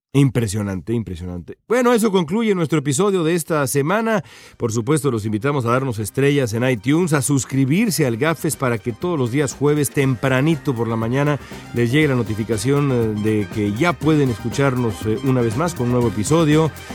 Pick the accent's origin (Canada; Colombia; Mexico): Mexico; nosotros como mexicanos, los mexicanos de este podcast